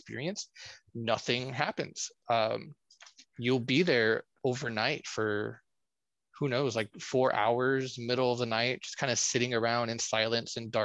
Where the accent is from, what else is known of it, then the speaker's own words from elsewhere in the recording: Corpus Christi, Texas, United States; my hometown, Corpus Christi, Texas.